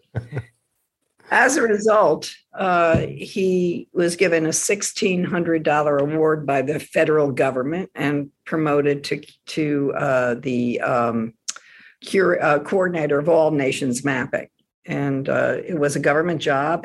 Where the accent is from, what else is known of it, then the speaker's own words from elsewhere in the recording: Washington, District of Columbia, United States; also born or lived in Silver Spring, Maryland; Where we grew up in Washington, D.C., everybody was a government worker